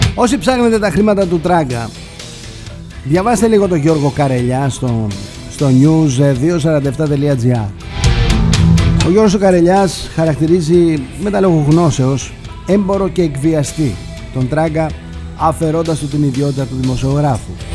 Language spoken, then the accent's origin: Greek; Greece; Είμαι Έλληνας